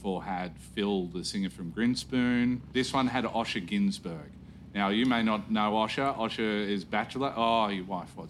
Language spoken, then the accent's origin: English; Singleton, New South Wales, Australia; From my hometown, Singleton, in the Hunter Valley, New South Wales.